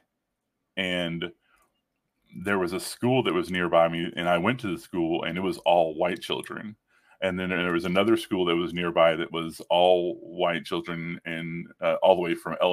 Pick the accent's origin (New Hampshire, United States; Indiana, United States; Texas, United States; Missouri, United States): Texas, United States; Northeast; my childhood, I grew up in Northeast Texas